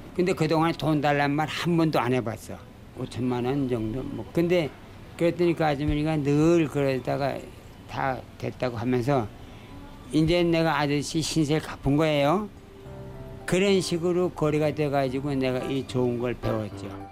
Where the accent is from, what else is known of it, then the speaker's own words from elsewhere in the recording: Pyongyang, North Korea; now in Seoul, South Korea; 내가 평양 사람이거든